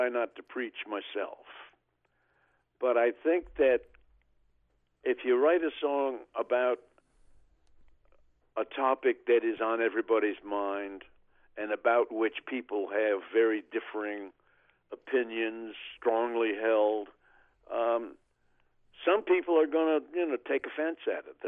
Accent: Oklahoma, United States; my hometown in Oklahoma

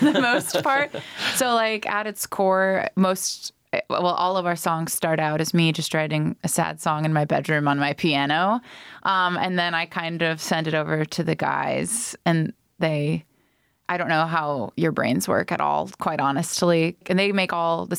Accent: Dayton, Ohio, United States; moved away as an adult; also born or lived in Cincinnati; So we're from Dayton

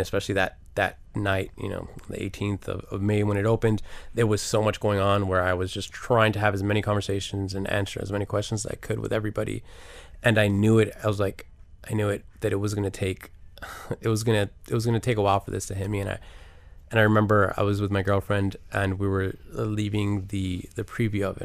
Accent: Miami, Florida, United States; until I got out of Miami

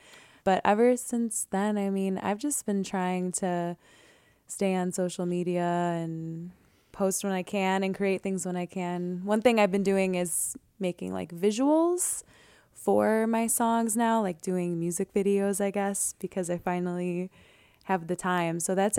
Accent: Lemont, Illinois, United States; also born or lived in Beverly, Chicago; I'm originally from West Beverly, Chicago. That's where I was born. And I grew up in Lamont, Illinois.

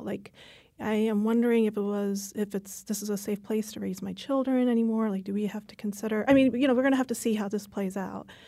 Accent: New Jersey, United States; also born or lived in Australia / Maryland; now in Connecticut, United States; I grew up in Maryland for a little while, mostly New Jersey

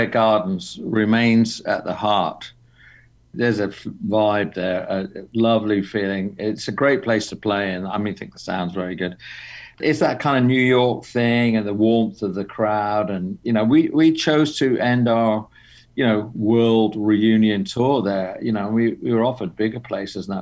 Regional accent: England, United Kingdom; moved away as an adult; also born or lived in London; now in Los Angeles, United States; I'm English, but, you know, I came to L.A. in my very early 20s

